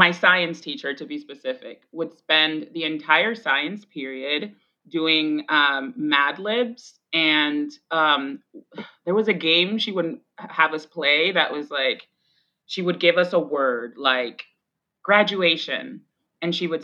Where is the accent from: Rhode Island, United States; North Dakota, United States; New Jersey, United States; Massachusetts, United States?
Massachusetts, United States; Boston; first language Spanish; English is a second language; also born or lived in Roxbury, Boston; I grew up in the heart of Jamaica Plain. I grew up on Washington and Glen Road, like right that intersection right there